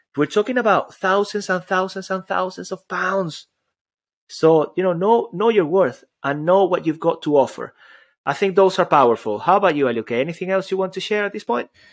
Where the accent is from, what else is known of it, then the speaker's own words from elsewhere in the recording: Venezuela; moved away; also born or lived in Spain / United Kingdom; I come all the way from Venezuela. I grew up there, but then I, you know, I, I lived in Spain and I lived in, in the U K